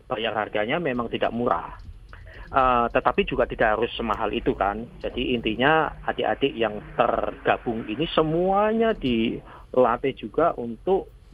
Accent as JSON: {"language": "Indonesian", "region": "Java", "country": "Indonesia", "said": "di asal kota di kota asal saya di Jawa."}